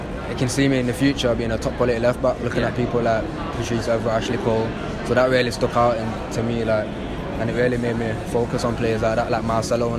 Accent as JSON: {"language": "English", "area": "Old Trafford", "region": "North West England", "country": "United Kingdom", "tie": "born or raised there", "said": "Lived in, born in Old Trafford, not far from the stadium."}